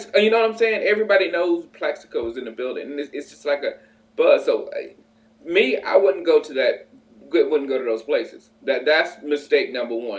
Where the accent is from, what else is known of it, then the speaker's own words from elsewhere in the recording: South Carolina, United States; moved away; also born or lived in Chicago; I come from South Carolina.